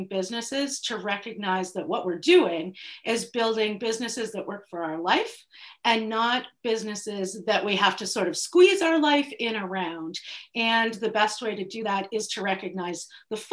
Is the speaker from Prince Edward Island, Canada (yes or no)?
yes; Prince Edward Island, Canada; I am from Prince Edward Island